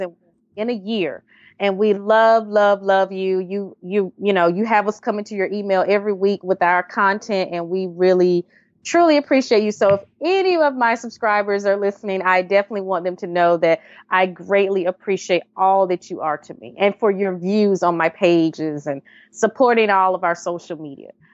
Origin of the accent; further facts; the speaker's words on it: Wilson, North Carolina, United States; also born or lived in Raleigh, North Carolina; I'm originally from Wilson, North Carolina, um, Easton, North Carolina area.